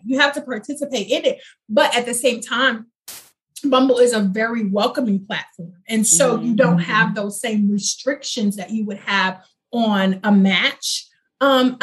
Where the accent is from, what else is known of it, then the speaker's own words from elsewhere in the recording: Houston, Texas, United States; I'm from Houston